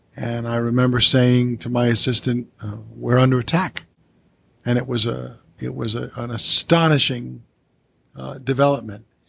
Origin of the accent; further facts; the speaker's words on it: Coventry, Rhode Island, United States; the one middle school in my hometown of Coventry